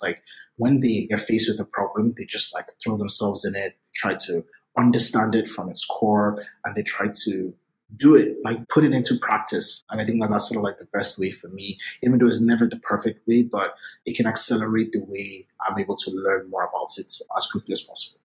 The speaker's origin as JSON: {"language": "English", "region": "Lagos", "country": "Nigeria", "tie": "born or raised there", "moved": "yes", "said": "I grew up in Lagos, Nigeria. I was born and raised in Nigeria"}